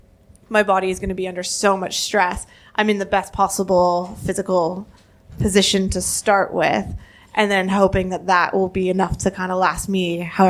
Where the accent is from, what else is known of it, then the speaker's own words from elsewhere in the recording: Canada; I'm Canadian, not American.